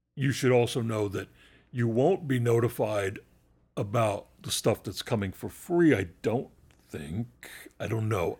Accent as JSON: {"language": "English", "country": "United States", "said": "an American"}